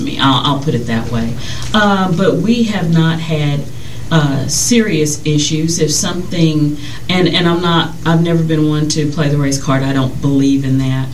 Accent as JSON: {"language": "English", "region": "Louisiana", "country": "United States", "said": "We're both from Louisiana"}